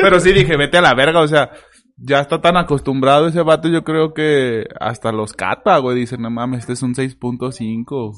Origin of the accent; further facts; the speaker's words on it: León, Guanajuato, Mexico; Somos de León, Guanajuato